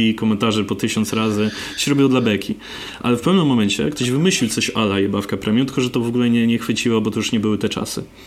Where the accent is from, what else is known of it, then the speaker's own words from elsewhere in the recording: Poland; moved away; ja pochodzę z mniejszego miasta, takie nie wiem, 15 tysięcy ludzi